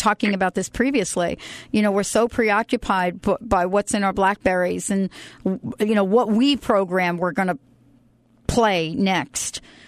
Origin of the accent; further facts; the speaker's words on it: New York, United States; I'm from New York